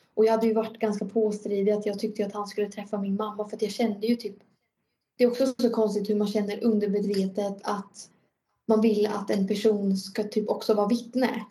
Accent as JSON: {"language": "Swedish", "town": "Norrköping", "region": "Östergötland", "country": "Sweden", "said": "jag är ju från Norrköping"}